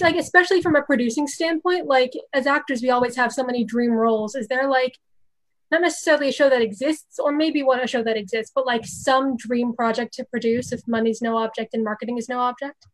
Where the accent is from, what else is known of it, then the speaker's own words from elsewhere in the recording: New York, United States; I'm also from New York